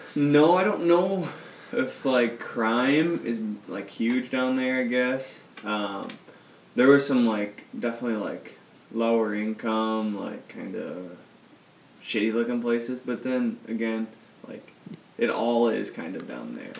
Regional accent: Iowa, United States

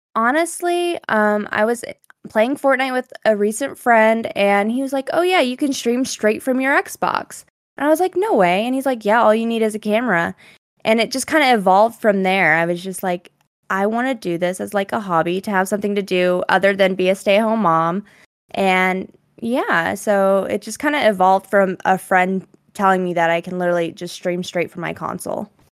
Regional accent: Colorado, United States; I am from Colorado

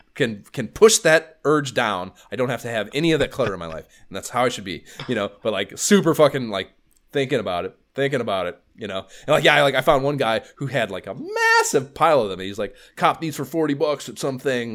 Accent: near Cleveland, Ohio, United States; I'm thirty minutes from Cleveland

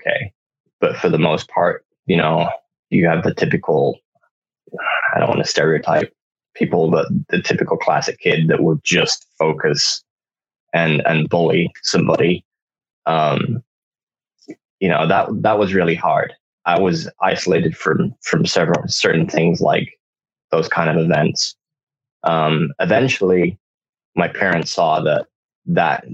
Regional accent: United Kingdom; moved away as an adult; also born or lived in Honduras; now in United States; had to move to back to the UK because my dad's British. And then I spent pretty much the majority of my life there

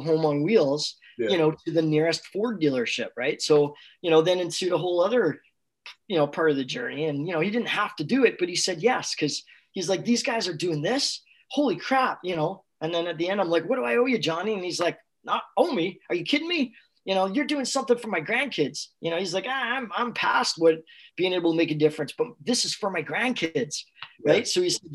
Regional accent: Canada; We're from Canada

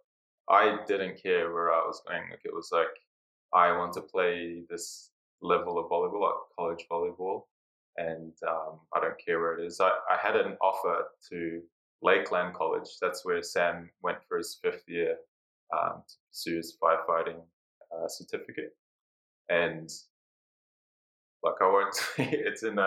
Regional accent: New Zealand; moved away as an adult; also born or lived in Australia / Canada / Greece; Yeah, I was actually born in Australia. But I moved to New Zealand when I was 9, so, and those were kind of my formative years. So I do claim to be a Kiwi

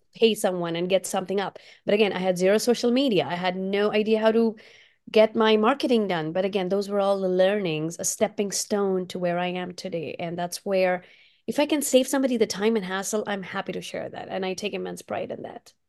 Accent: India; now in Portland, United States; my Indian roots, because I did grow up in India

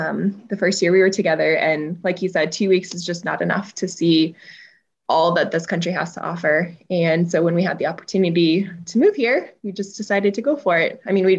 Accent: Colorado, United States; moved away as an adult; now in New Zealand; I grew up in Colorado.

